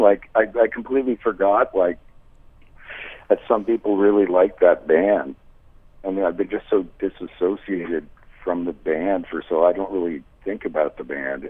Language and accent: English; Toronto, Ontario, Canada; now in Montreal, Canada; I'm originally from Toronto. I live in Montreal now.